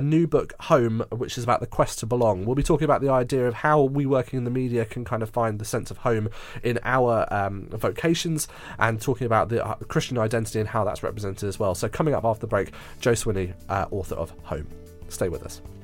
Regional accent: Surbiton, London, United Kingdom; moved away; I was born and raised there, so I know Surbiton so very well with all of its eccentricities

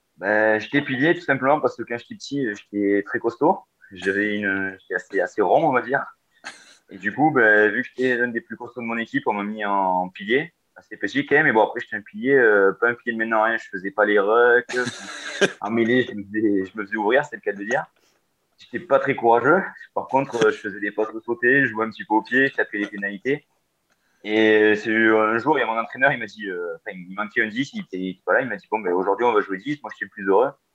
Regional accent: Decazeville, Occitania, France; moved away as an adult; now in Paris, France; chez moi, de ma ville natale à Decazy

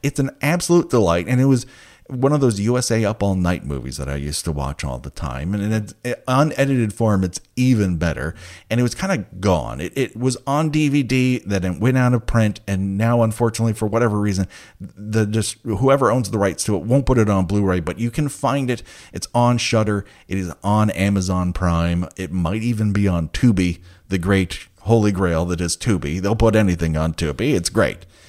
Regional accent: Glendale, United States; I grew up in Glendale

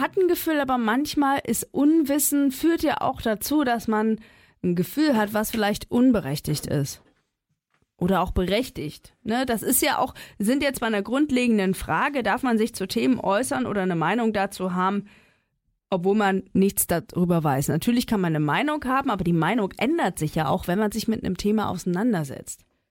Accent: East Germany, Germany; ich bin im Osten groß geworden

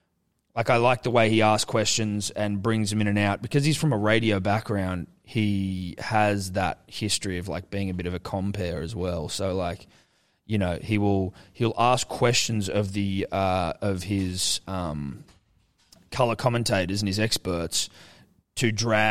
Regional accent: Ghana; So I'm a Ghanaian man.

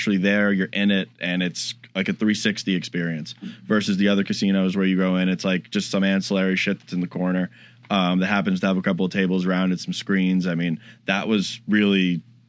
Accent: Florida, United States; I'm from Florida

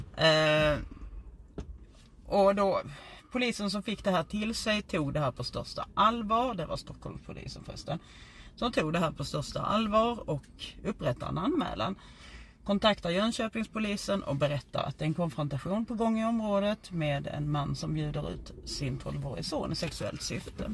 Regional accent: Skåne, Sweden; accent: Scanian (skånska); min skånska

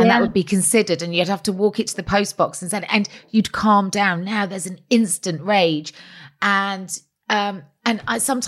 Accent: Cheltenham, South West England, United Kingdom; I'm from Cheltenham in Gloucestershire

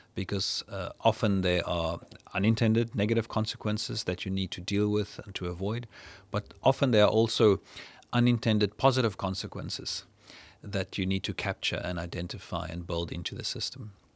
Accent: South Africa; I'm from South Africa

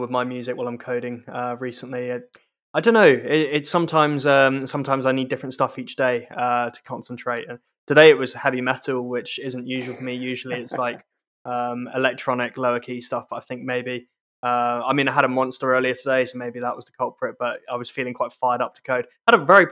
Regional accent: South East England, United Kingdom; also born or lived in London; now in Scotland; despite being Scottish, and you can tell from my accent, I grew up in the southeast of England

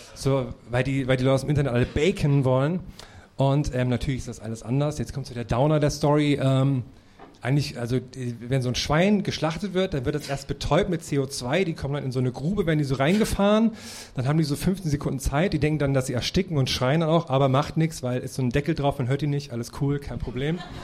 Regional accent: Thuringia, Germany; moved away; wenn ich in meine Thüringer Heimat fahre

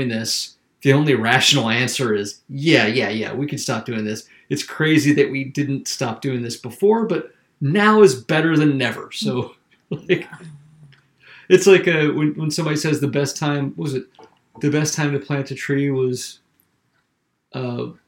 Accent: South Carolina, United States; moved away; I'm from South Carolina, and I was raised in a really conservative area

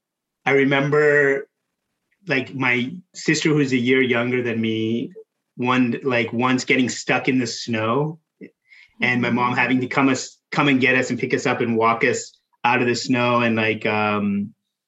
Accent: Reedley, California, United States; born or raised there; also born or lived in London, United Kingdom / Salinas, California

